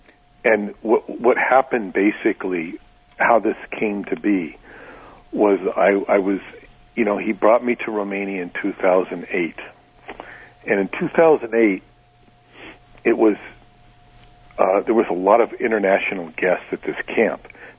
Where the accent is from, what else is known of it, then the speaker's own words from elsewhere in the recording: New York, United States; So I'm from New York. There were 6 other people from New York with me on that particular year